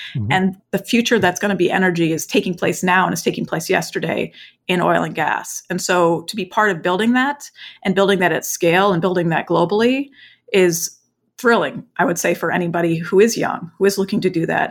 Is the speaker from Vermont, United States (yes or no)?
yes; Vermont, United States; also born or lived in East Coast / West Coast / China; now in Houston, United States; growing up in Vermont on a farm, and then I lived on kind of the East Coast and the West Coast, either before and after China, before coming to Houston.